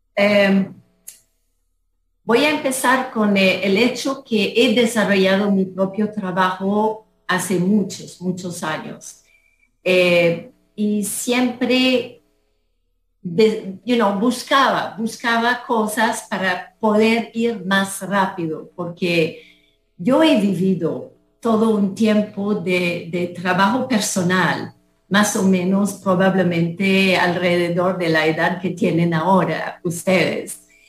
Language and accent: Spanish; Canada; moved away as an adult; now in Costa Rica; yo soy de Canadá